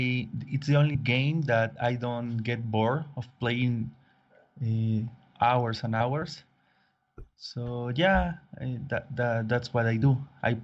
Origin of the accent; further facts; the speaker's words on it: Mexico; I am from Mexico.